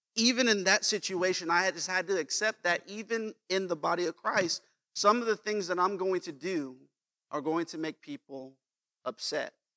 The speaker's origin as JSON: {"language": "English", "town": "Las Vegas", "region": "Nevada", "country": "United States", "tie": "born or raised there", "moved": "as an adult", "said": "Las Vegas, where I'm from"}